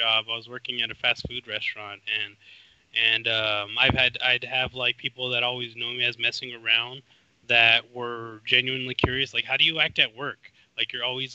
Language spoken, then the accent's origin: English; California, United States; people would instantly know I'm from California